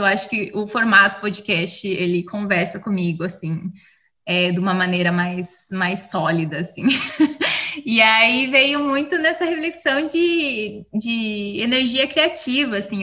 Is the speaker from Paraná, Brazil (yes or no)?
yes; Curitiba, Paraná, Brazil; also born or lived in Rio de Janeiro; now in Seattle, United States; Eu sou curitibana, curitibana que não gosta de frio, é, que eu mudei para o Rio antes de vir para os Estados Unidos